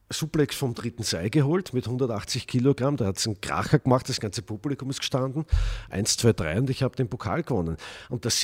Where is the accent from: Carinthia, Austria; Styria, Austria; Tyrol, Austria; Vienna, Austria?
Vienna, Austria; Das war in Wien, meiner Heimatstadt.